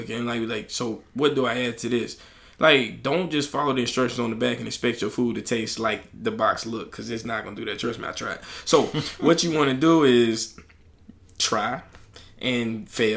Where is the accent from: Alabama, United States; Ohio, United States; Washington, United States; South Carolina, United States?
Alabama, United States; I'm from Alabama